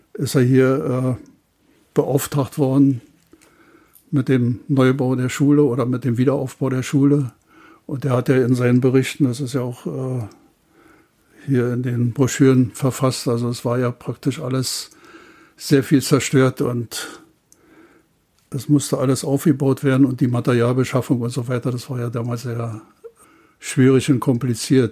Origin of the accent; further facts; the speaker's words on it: Bernau, Brandenburg, Germany; ich war damals vier Jahre alt, knapp vier Jahre alt, und seitdem haben wir hier auch gewohnt und äh, ich habe praktisch meine ganze Kindheit hier im, auf dem Gelände der Bundesschule, später dann Hochschule der Gewerkschaften verbracht